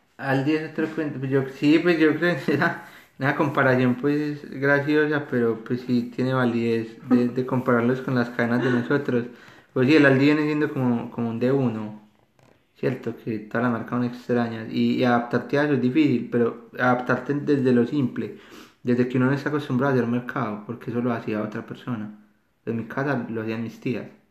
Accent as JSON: {"language": "Spanish", "town": "Medellín", "region": "Antioquia", "country": "Colombia", "moved": "as an adult", "lives_now": "Australia", "said": "yo soy de Medellín"}